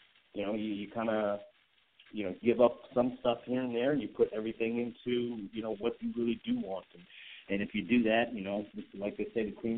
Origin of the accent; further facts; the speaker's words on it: Mumbai, Maharashtra, India; come out on top here in Mumbai, India, in front of my home country